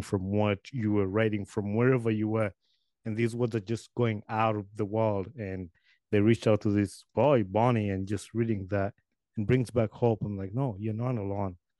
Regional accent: Uganda; moved away as an adult; now in United States; I grew up in Uganda

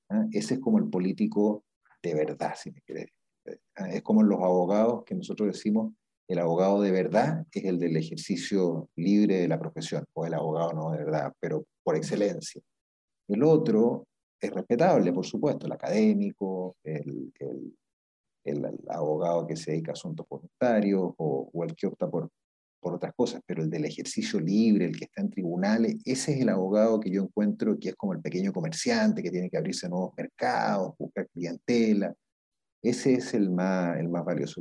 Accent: Viña del Mar, Valparaíso, Chile; yo nací en, en Viña del Mar, eh, y he vivido toda mi vida en Viña del Mar

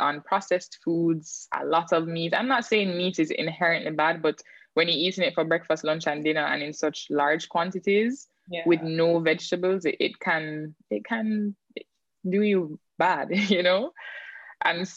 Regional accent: St. Ann, Saint Ann, Jamaica; also born or lived in Kingston, Jamaica; when I was growing up in St. Anne, I didn't have cable television

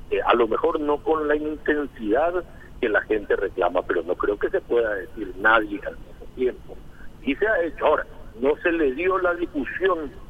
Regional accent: Paraguay; O sea, somos todos paraguayos y nada de los paraguayos nos es ajeno.

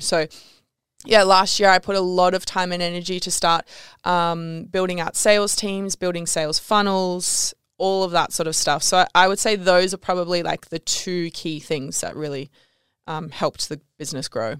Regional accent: Canberra, Australian Capital Territory, Australia; moved away as an adult; also born or lived in Bali; I grew up in Canberra, which if you, you know Canberra, you know that you don't wanna be in Canberra

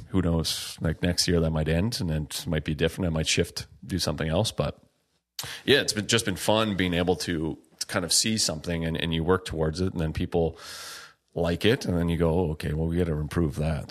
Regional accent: Margaree River, Nova Scotia, Canada; where I grew up on the Mercury River, salmon fishing river

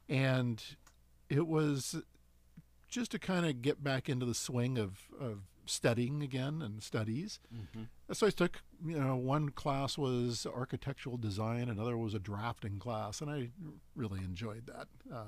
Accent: Portland, Oregon, United States; Portland, Oregon.

